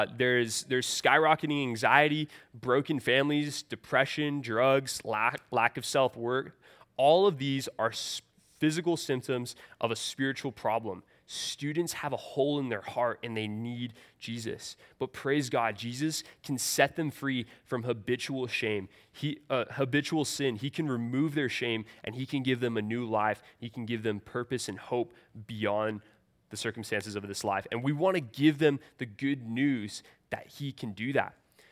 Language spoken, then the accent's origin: English; California, United States; I'm from the San Francisco Bay Area.